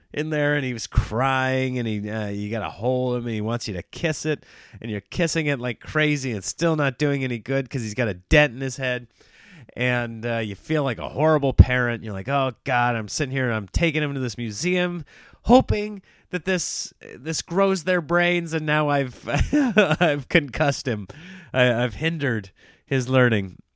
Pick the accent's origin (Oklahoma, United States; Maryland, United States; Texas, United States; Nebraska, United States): Nebraska, United States; moved away; I grew up in Nebraska, which was by and large a red state